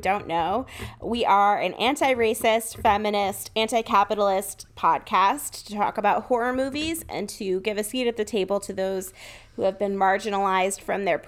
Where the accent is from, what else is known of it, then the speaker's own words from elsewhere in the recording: Woodbury, Connecticut, United States; moved away; I don't want to put my hometown on blast, but it's Woodbury, Connecticut.